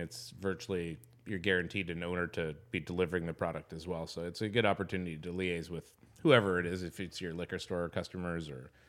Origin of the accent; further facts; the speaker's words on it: Alberta, Canada; I grew up in Alberta, and I spoke French and learned French in high school and then never used it again.